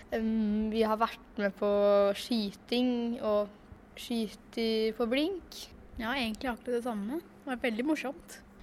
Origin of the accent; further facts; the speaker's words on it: Fåberg, Innlandet, Norway; jeg kommer fra Folberg.